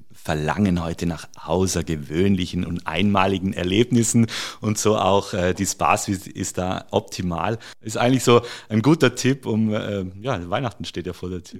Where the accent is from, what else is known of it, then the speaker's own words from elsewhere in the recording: near Stuttgart, Baden-Württemberg, Germany; moved away as an adult; also born or lived in Carinthia, Austria / Salzburg, Austria / Spain; now in Kitzbühel, Austria; ich habe die ersten 20 Jahre, ich bin auch in Deutschland geboren, äh, bin dort zur Schule gegangen und in der Nähe von Stuttgart